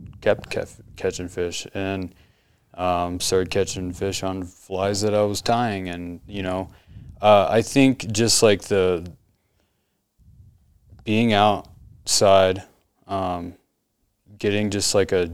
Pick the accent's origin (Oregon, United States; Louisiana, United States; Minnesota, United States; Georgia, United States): Oregon, United States; Portland; also born or lived in North Carolina / Montana; now in New Mexico, United States; I grew up in Portland, Oregon, but I've lived all over North Carolina, Montana